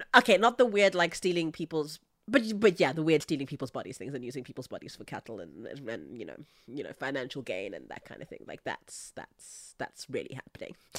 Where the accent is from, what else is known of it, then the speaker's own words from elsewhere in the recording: South Africa; I, I come from South Africa